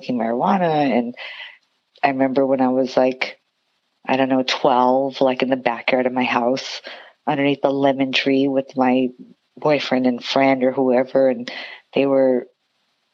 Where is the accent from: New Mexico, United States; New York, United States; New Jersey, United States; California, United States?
California, United States; Santa Fe Springs; moved away as an adult; also born or lived in Long Beach, California; now in Las Vegas, United States; I grew up in Santa Fe Springs, California